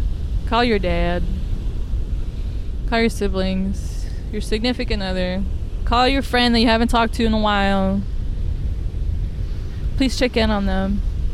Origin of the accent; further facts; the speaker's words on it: California, United States; I am from California, okay? Like, I don't know, pretending to podcast, talking to myself, quite literally, is the most Californian thing that I could possibly do.